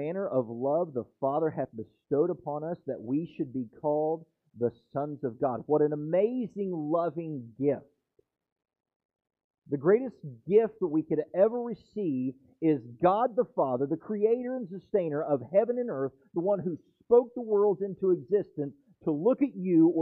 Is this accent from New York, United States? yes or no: no; West Virginia, United States; now in Florida, United States; I'm from West Virginia